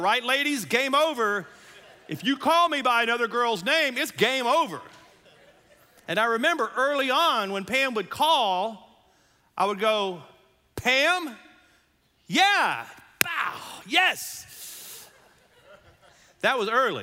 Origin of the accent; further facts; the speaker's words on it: Louisiana, United States; I'm from Louisiana